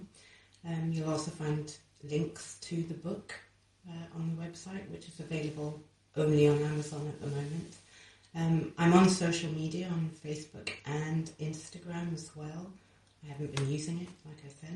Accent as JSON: {"language": "English", "country": "Kenya", "tie": "born or raised there", "said": "I grew up in Kenya"}